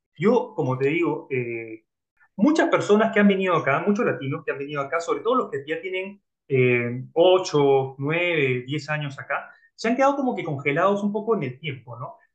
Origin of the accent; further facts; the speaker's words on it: Lima, Peru; yo soy de Lima, Perú.